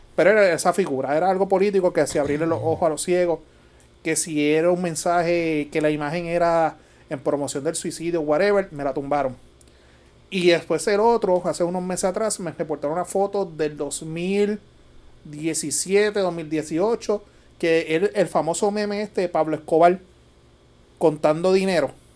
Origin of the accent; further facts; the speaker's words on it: Puerto Rico; como típico boricua